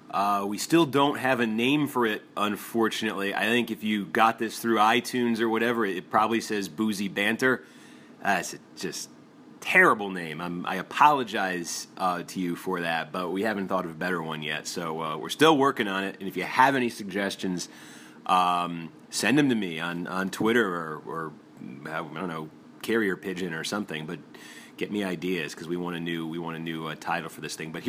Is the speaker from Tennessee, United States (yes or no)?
no; North Carolina, United States; moved away as an adult; now in Washington, D.C., United States; I'm from North Carolina.